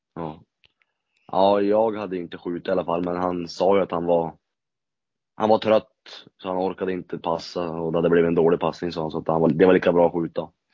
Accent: Norrland, Sweden; oss norrlänningar

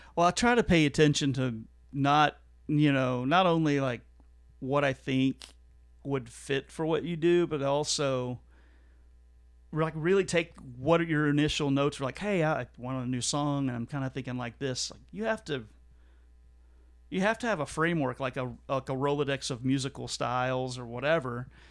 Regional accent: Fort Worth, Texas, United States; my hometown of Fort Worth.

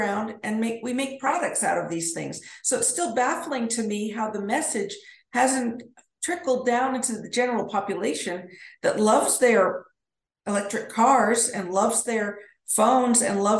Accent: Edmonton, Alberta, Canada; now in Denver, United States; I grew up in Edmonton, Alberta

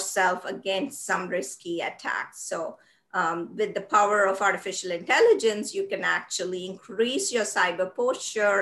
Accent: India; moved away; when I was growing up in the 80s in India

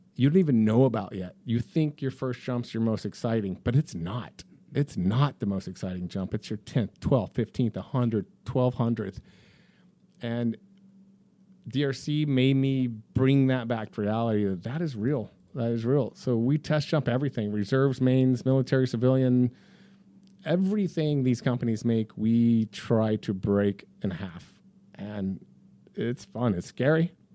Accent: Dallas, Texas, United States; also born or lived in Colorado / Chicago; now in Florida, United States; I grew up in Texas. I'm a Dallas kid.

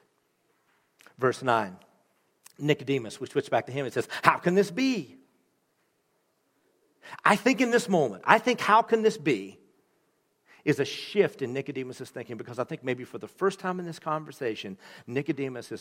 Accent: Appalachia, United States; now in Jenison, United States; I was raised in Appalachia

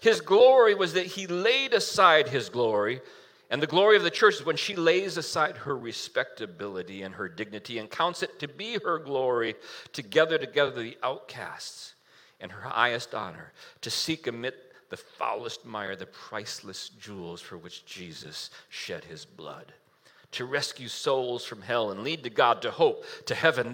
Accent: United States; as an American, I live in a house

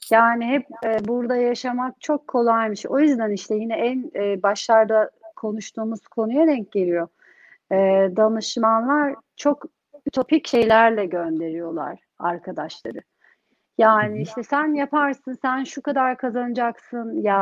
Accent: Turkey; now in London, United Kingdom; Ama ben Türkiye'de yetiştim. Hani oranın kültürü, oranın eğitimini aldım. Türkiye'ye dönmeyi istiyorum. Ama şimdi çocuklar burada doğdu.

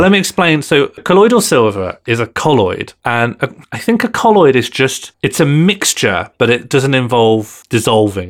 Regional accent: Ireland; I'm from an Irish Catholic family and community

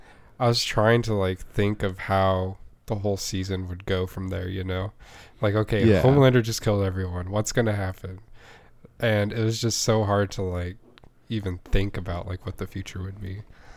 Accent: the South, United States; Because I'm from the South?

